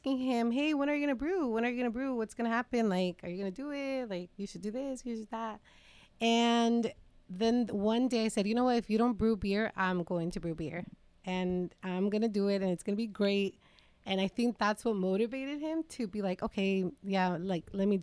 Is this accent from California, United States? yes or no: yes; Salinas, California, United States; both of us born and raised in East Salinas